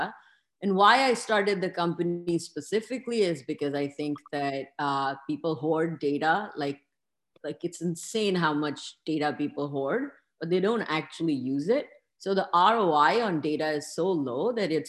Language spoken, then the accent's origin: English; Lahore, Punjab, Pakistan; now in Seattle, United States; I grew up in Lahore